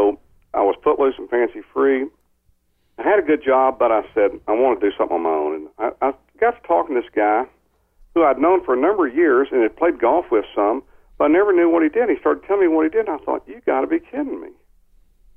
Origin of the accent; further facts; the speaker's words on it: San Angelo, Texas, United States; moved away as an adult; also born or lived in College Station, Texas; I grew up in San Angelo out in West Texas